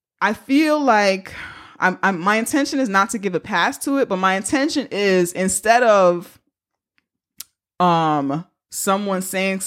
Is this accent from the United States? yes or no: yes; New York City, New York, United States; We grew up in the Bronx